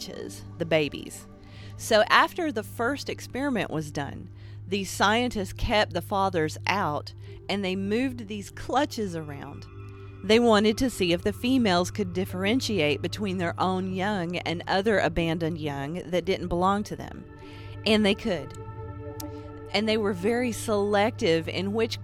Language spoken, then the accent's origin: English; Appalachia, United States; I'm an Appalachian artist